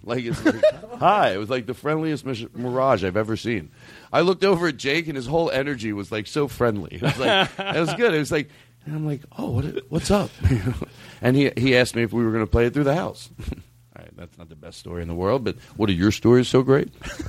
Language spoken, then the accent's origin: English; Brooklyn, New York, United States; I'm in from Brooklyn. I'm in the 714.